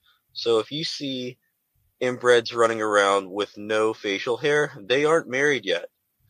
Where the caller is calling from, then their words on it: Lancaster, Pennsylvania, United States; calling from Amish County, Lancaster, Pennsylvania.